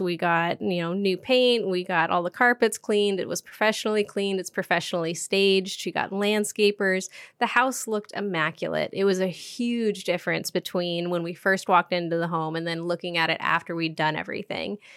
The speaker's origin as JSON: {"language": "English", "town": "Duvall", "region": "Washington", "country": "United States", "tie": "born or raised there", "lives_now": "Bellingham, United States", "said": "I grew up in Duval, Washington"}